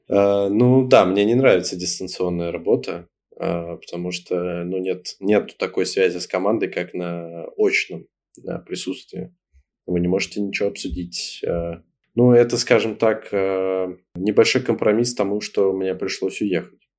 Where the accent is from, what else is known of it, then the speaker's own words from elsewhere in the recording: Russia; moved away as an adult; now in Bali, Indonesia; мы из России